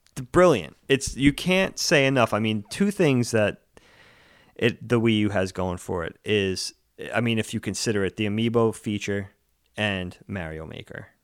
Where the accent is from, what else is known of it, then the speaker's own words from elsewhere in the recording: Long Island, New York, United States; I grew up, we grew up on Long Island